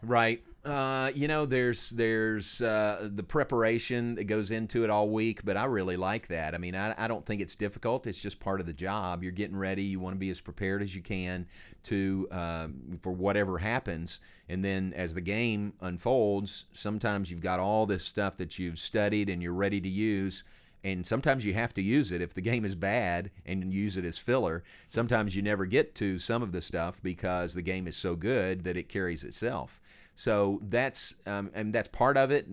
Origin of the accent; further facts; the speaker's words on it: Kentucky, United States; moved away as an adult; now in Waco, United States; I grew up in Kentucky